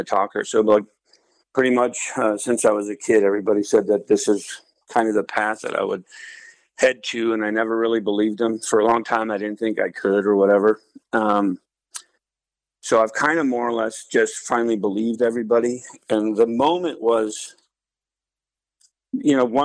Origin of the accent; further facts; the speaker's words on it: Alaska, United States; also born or lived in Anchorage / North Dakota; I was born and raised here in Alaska, born in Anchorage, and moved out here into the valley when I was like 9 years old, I believe it was. So I've lived here pretty much my whole life.